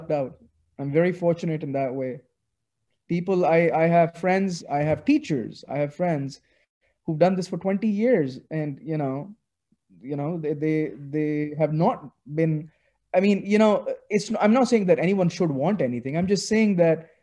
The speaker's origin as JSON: {"language": "English", "town": "Lahore", "region": "Punjab", "country": "Pakistan", "tie": "born or raised there", "second_language": "English", "said": "I grew up in Pakistan. So when I grew up here, I rarely read in English at all"}